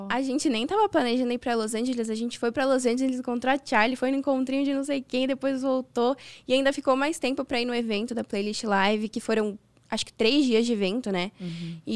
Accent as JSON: {"language": "Portuguese", "town": "Santos", "region": "São Paulo", "country": "Brazil", "said": "sou de Santos"}